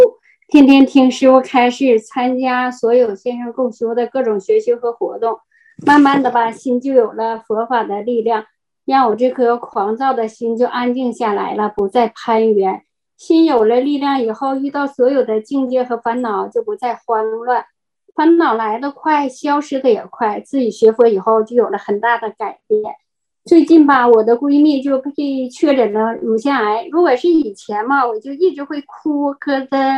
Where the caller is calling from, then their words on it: Heilongjiang, China; 我在黑龙江，